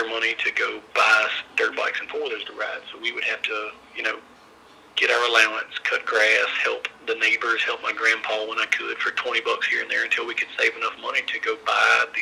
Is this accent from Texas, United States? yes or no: no; Louisiana, United States; born and raised in Louisiana, a small town in the northwest corner of Louisiana